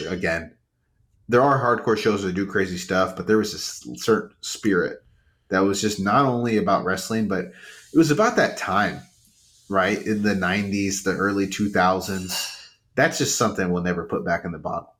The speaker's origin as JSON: {"language": "English", "area": "Rio Grande Valley", "region": "Texas", "country": "United States", "said": "I'm from the Rio Grande Valley"}